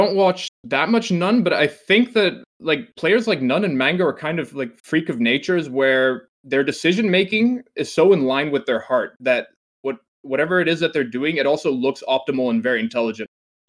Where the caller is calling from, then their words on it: Netherlands; from the Netherlands. It's a little late here.